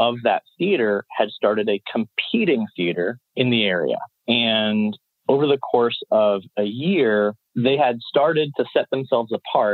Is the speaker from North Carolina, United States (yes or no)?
yes; Chapel Hill, North Carolina, United States; also born or lived in Chicago; I'm from Chapel Hill